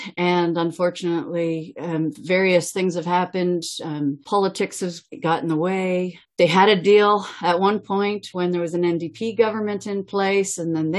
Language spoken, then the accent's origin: English; Caledonia, Ontario, Canada; now in Brantford, Canada; I grew up in Caledonia, and I've moved to Brantford in 1993.